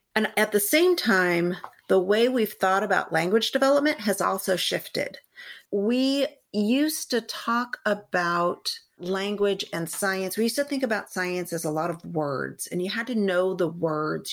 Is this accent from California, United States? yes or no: yes; San Gabriel Valley, California, United States; So I am a California native. I grew up in the San Gabriel Valley